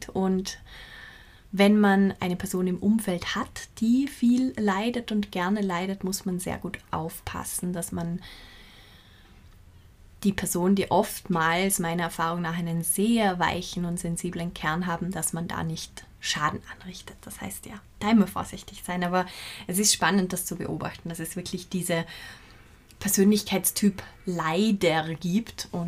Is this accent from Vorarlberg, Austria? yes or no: yes; Vorarlberg, Austria; In Vorarlberg, wo ich herkomme, verwenden wir dieses Wort total viel und es ist wirklich ein positives Wort